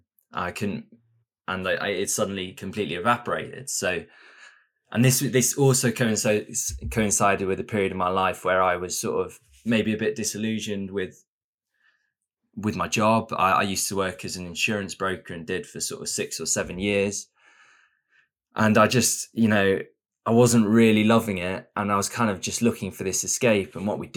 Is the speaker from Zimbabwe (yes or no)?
no; England, United Kingdom; now in Östersund, Sweden; then you get a sort of reputation as the English people, or those two sort of strange, short English blokes.